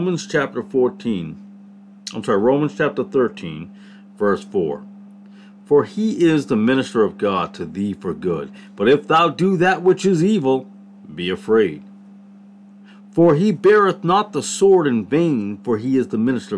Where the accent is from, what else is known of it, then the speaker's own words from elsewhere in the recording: Connecticut, United States; I'm from Connecticut